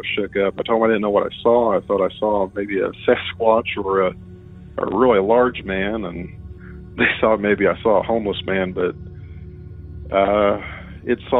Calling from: Mitchell, Indiana, United States; I'm calling you from Mitchell, Indiana

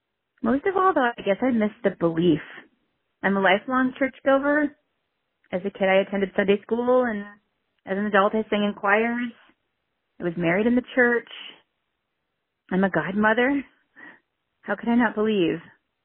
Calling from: Cleveland, Ohio, United States; I'm calling from Cleveland.

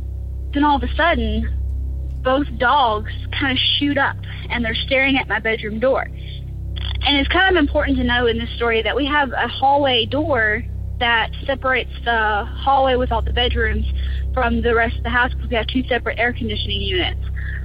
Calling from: Louisiana, United States; I'm from North Louisiana.

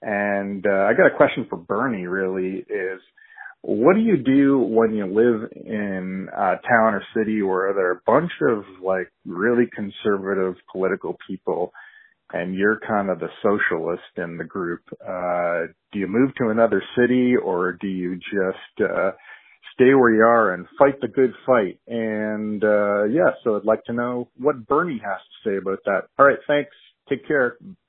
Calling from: Canada; I'm calling from Canada.

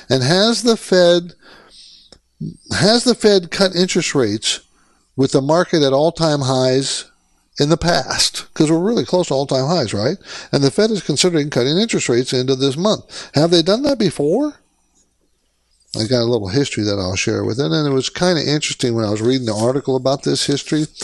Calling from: San Francisco, California, United States; I'm calling from San Francisco area

